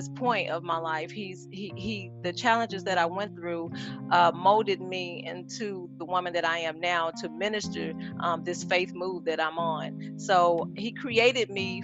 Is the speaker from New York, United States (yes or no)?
no; Little Rock, Arkansas, United States; now in Atlanta, United States; I'm originally from Little Rock, Arkansas. I've been here in Atlanta, Georgia for over 13 years now.